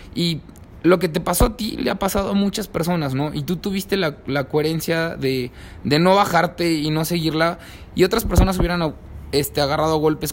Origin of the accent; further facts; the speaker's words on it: Mexico; como jóvenes, como mexicanos